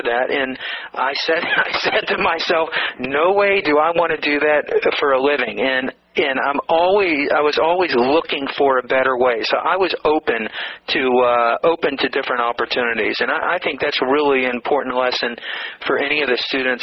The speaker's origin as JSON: {"language": "English", "town": "Atlanta", "region": "Georgia", "country": "United States", "tie": "born or raised there", "said": "I grew up in a middle-class neighborhood in Atlanta, Georgia"}